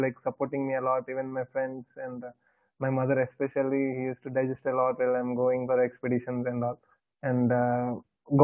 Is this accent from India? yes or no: yes; Visakhapatnam, Andhra Pradesh, India; I am from Vishakhapatnam